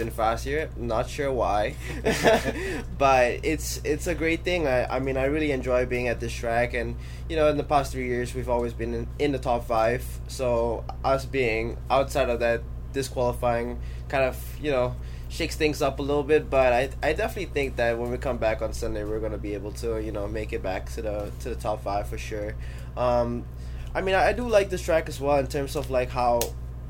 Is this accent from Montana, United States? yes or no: no; Florida, United States; it's my home state.